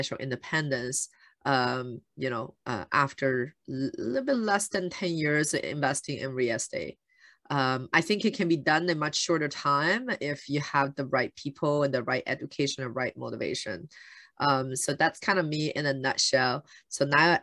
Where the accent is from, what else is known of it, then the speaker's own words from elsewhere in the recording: Shanghai, China; moved away; I grew up in China